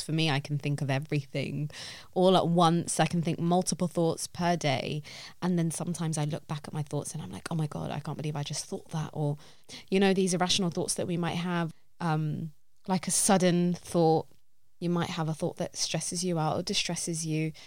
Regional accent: London, United Kingdom; I love this city with all my heart. I feel like I'm a Londoner

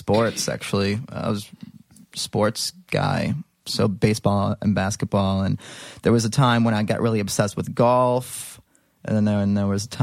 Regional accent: Libertyville, Illinois, United States; In the suburbs. A little town called Libertyville.

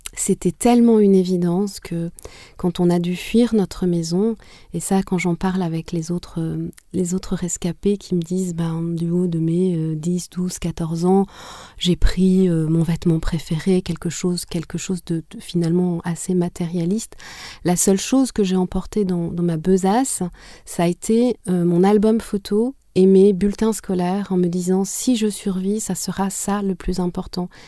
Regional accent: Butare, Southern Province, Rwanda; first language Kinyarwanda; French is a second language; also born or lived in Canada; now in France; Je suis née à Boutaré, qui est la deuxième ville du Rwanda.

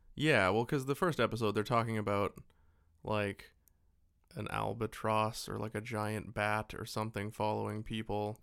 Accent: Abbotsford, British Columbia, Canada; we grew up in a shitty little, uh, town about forty-five minutes to an hour away from Vancouver

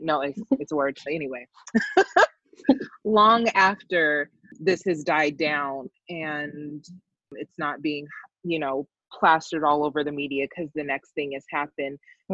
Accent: Colorado, United States; I'm from Colorado

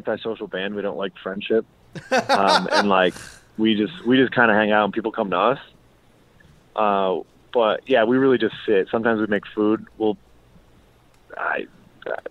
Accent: Massachusetts, United States; I'm from Massachusetts

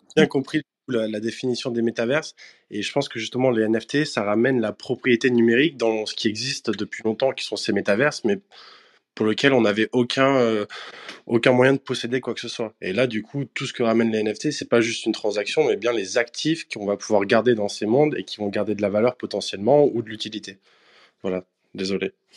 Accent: Bordeaux, Nouvelle-Aquitaine, France; je suis aussi de Bordeaux

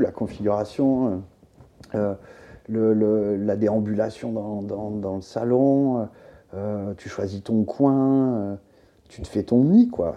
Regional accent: southern France, France; also born or lived in Beaucaire; now in Paris, France; rentrer dans le sud, là d'où je viens

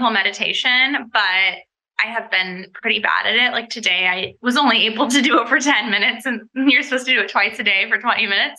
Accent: Laguna Beach, California, United States; now in Los Angeles, United States; I moved up to Los Angeles from Laguna Beach

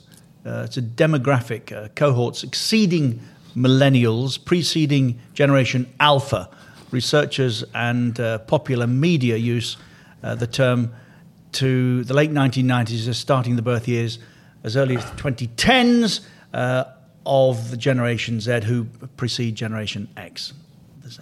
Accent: Coventry, West Midlands, United Kingdom; I'm also from a council house. Although my council house was on the right side of Coventry. South Coventry.

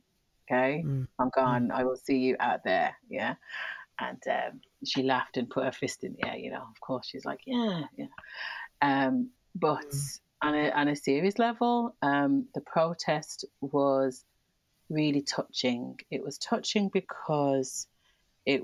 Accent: Birmingham, West Midlands, United Kingdom; moved away as an adult; now in Ireland; I saw a lot of destruction and violence and riots growing up in Birmingham.

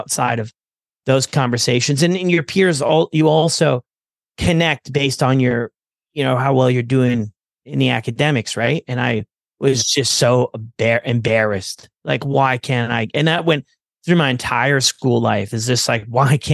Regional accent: Ontario, Canada; I was born in Canada, Ontario, and my mom was a single mom

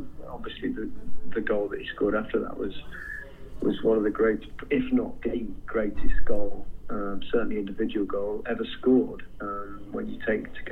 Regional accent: England, United Kingdom; as English players

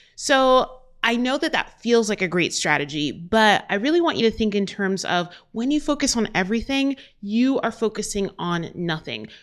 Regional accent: Albuquerque, New Mexico, United States; in my hometown, Albuquerque, New Mexico

